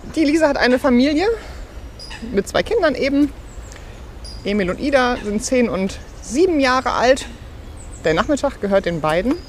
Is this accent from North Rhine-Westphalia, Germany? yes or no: yes; Bochum, North Rhine-Westphalia, Germany; ich bin natürlich kirchlich sozialisiert aufgewachsen in Bochum-Wattenscheid